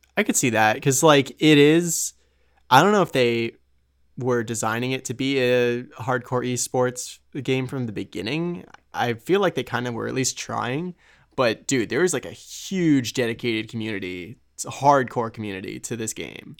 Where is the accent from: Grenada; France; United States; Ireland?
United States